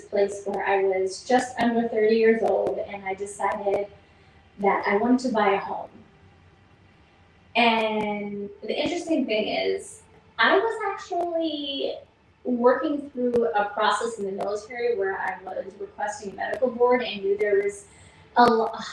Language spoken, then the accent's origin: English; Toledo, Ohio, United States; also born or lived in Philadelphia, Pennsylvania; Mom moved us to Ohio, Toledo, Ohio to be exact.